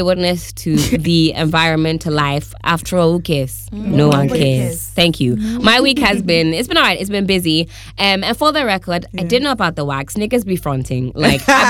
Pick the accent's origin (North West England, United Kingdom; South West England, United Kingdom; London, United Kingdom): London, United Kingdom; I was born in London